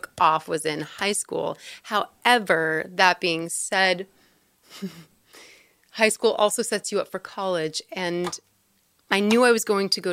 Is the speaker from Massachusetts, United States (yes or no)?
no; Reno, Nevada, United States; also born or lived in Studio City, California; I was born here, but not raised here.